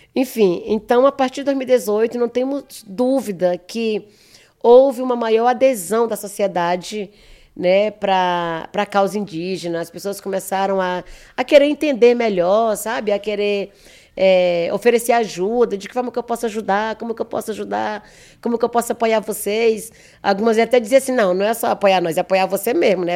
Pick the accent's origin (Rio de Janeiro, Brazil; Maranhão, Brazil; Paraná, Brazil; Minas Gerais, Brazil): Maranhão, Brazil; moved away as an adult; now in São Paulo, Brazil; eu não sou natural de São Paulo, né? Uhum. Eu sou do Maranhão